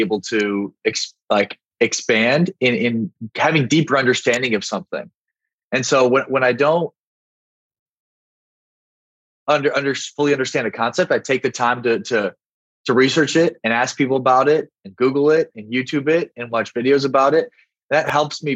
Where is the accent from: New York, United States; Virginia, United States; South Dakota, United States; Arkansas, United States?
South Dakota, United States; moved away; also born or lived in Miami; I'm from South Dakota.